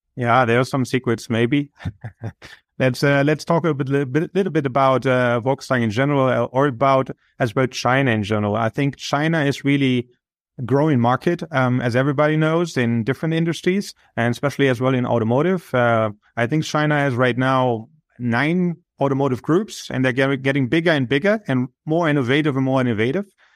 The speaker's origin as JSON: {"language": "English", "country": "Germany", "moved": "yes", "said": "I'm originally from Germany"}